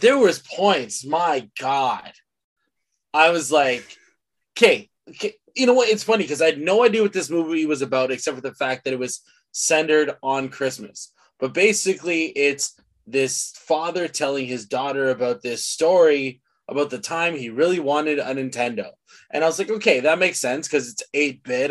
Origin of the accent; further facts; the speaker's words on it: Mississauga, Ontario, Canada; we grew up in Mississauga